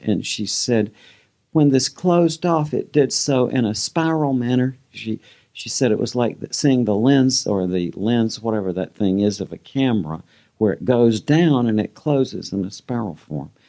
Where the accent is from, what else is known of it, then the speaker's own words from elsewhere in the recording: Georgia, United States; a lot of the people I grew up with in Georgia